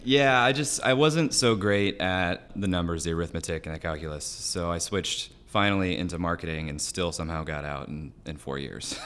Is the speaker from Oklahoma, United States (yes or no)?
no; Celina, Ohio, United States; I am from West Central Ohio, a little farm town called Salina